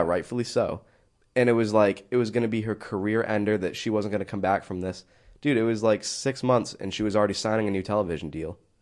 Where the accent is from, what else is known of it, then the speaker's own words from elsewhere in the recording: New England, United States; I'm from New England.